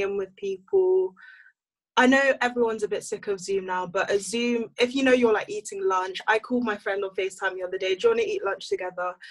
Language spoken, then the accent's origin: English; London, United Kingdom; moved away as an adult; also born or lived in Nigeria; now in Cambridge, United Kingdom; I'm Nigerian and I'm from Northwest London